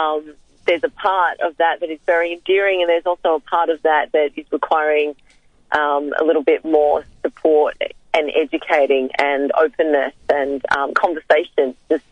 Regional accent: Frankston, Victoria, Australia; coming from immigrants, there always was that feeling that, well, I was born here, but what is it about being Australian that means something to me?

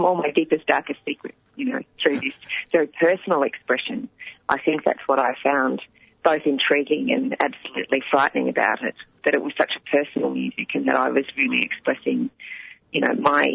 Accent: Sydney, New South Wales, Australia; moved away; also born or lived in Melbourne; I grew up in Sydney

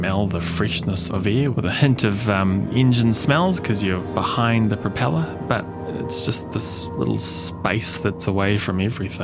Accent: Auckland, New Zealand; I was born in Middlemore Hospital

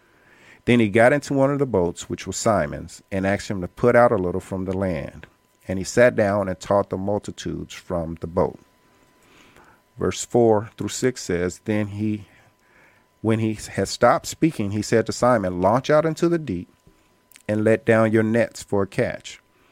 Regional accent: Indianapolis, Indiana, United States; now in Atlanta, United States; And I came here in Atlanta from Indianapolis, Indiana, college on my mind, with the strict goal and focus of transitioning to law school to get my law degree to practice law.

